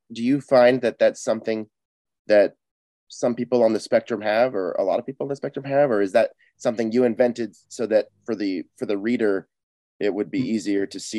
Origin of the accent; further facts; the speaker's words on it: Seattle, Washington, United States; Because I'm from Seattle.